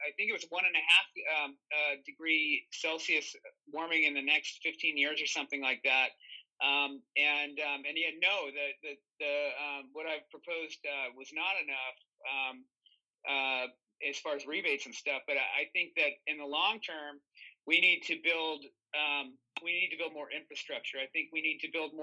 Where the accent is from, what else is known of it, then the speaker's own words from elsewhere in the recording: California, United States; I grew up in California, been here my whole life, except for when I went away to school